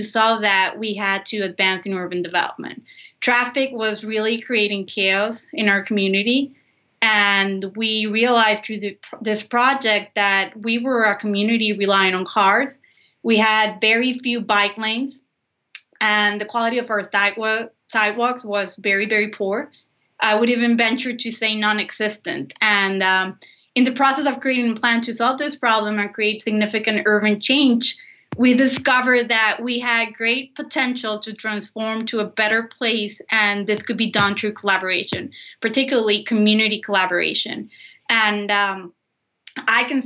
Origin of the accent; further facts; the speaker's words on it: Monterrey, Nuevo León, Mexico; moved away as an adult; now in New Orleans, United States; I was raised in Monterrey, Mexico